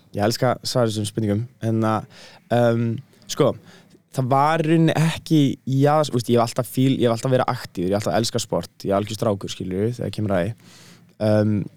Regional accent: Iceland; réttar sagt er ég hálf bretti og hálf íslningur en þú veist, ég er búin að búa aðna hérna í laðlæmina þannig að ég myndi segja að ég var miklu meira íslningu frekar en brettið

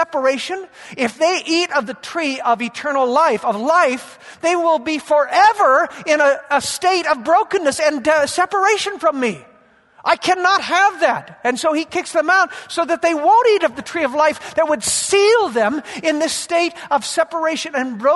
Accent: Yakima, Washington, United States; I grew up in Yakima, and our whole life as agricultural people was built around the harvest in the fall

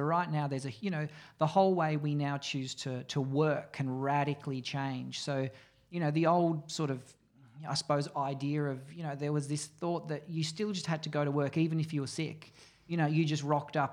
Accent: Mornington Peninsula, Victoria, Australia; I grew up on the Mornington Peninsula

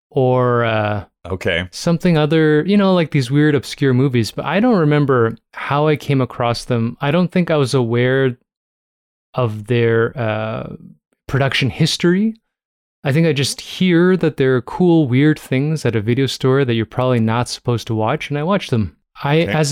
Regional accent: Canada; we're Canadian

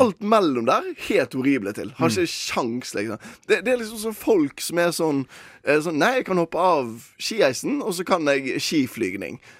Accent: Western Norway, Norway; der jeg kommer fra, ja. som er Vestlandet

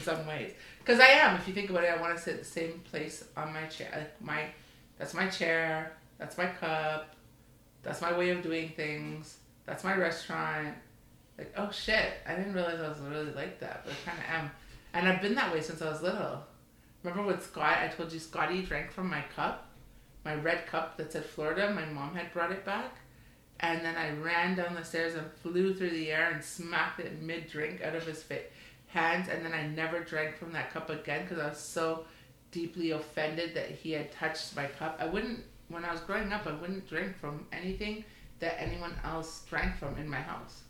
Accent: Canada; We're the Canadian mother son

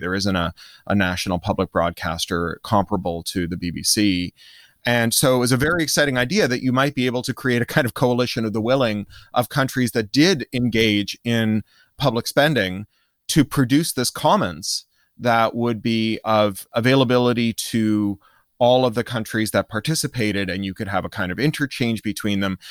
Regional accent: Canada; moved away; also born or lived in United States / United Kingdom; I grew up in Canada and then in the U S and then spent thirteen years in the U K

